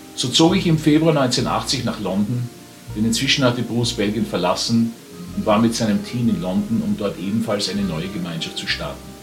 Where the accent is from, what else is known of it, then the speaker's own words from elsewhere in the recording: Vienna, Austria; Ich war Wiener